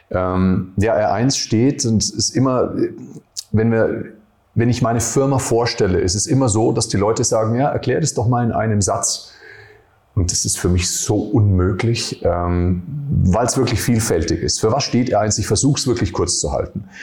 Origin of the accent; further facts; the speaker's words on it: Nuremberg, Bavaria, Germany; bin ja aus Nürnberg äh, ursprünglich, mit 17 Jahren äh, Fitnesstrainer geworden